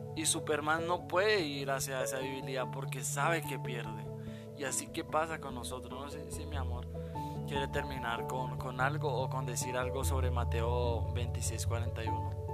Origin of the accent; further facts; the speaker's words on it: Bogotá, Colombia; Nosotros somos de Bogotá, Colombia y estamos casados